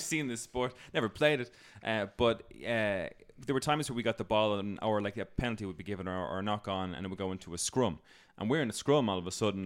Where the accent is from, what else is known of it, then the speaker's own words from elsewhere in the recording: Ireland; I'm Irish